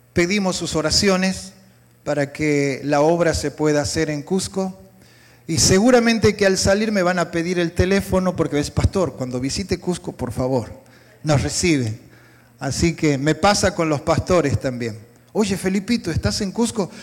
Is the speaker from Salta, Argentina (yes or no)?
yes; Salta, Argentina; Yo soy del norte de la Argentina. ¿sí? hay una provincia muy bonita, se llama Salta